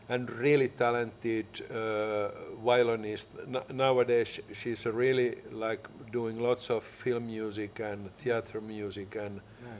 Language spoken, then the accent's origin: English; Helsinki, Uusimaa, Finland; I've been living here in Helsinki all of my life. I was born in Pohjois-Haag, a little bit outside downtown.